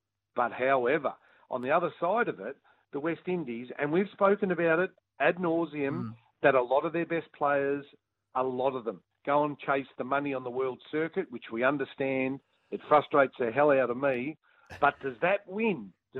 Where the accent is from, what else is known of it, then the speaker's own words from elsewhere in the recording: Australia; As an Australian cricket fan, I hated it.